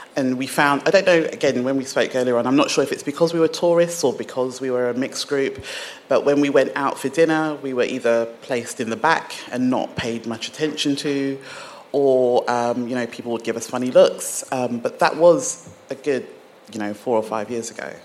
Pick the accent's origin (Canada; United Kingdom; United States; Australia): United Kingdom; England; accent: British; also born or lived in Nigeria / London / Hemel Hempstead, Hertfordshire; I was born in Nigeria and I grew up in England.